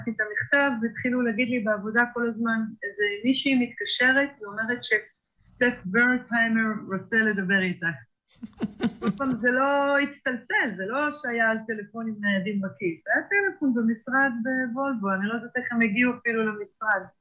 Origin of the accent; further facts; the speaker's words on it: Kibbutz in the Upper Galilee, Northern District, Israel; אני קיבוצניקית מקיבוץ מרק מרדכי שבגליל העליון, והתחתנתי וילדתי שם את שלושת הילדים שלי, ועזבתי את הקיבוץ עם שלושה ילדים. ובעצם רק בגיל 36 אני חושבת חזרתי בתשובה וגם בעלי.